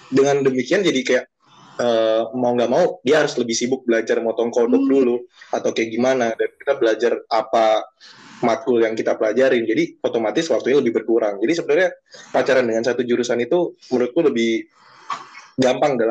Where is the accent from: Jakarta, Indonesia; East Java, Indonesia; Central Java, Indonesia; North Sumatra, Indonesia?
East Java, Indonesia; Sidoarjo; Aku dari Surabaya Sidoarjo. Ayo adu nasib kita.